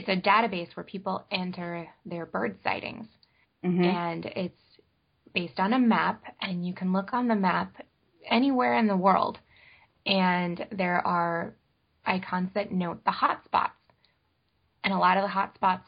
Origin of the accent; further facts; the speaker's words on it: Northern Illinois, United States; now in Long Island, United States; I grew up in Northern Illinois